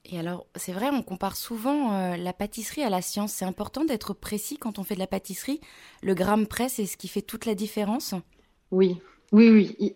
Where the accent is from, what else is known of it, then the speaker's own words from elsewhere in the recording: Metz, Grand Est, France; je suis originaire de Metz pour être plus précise.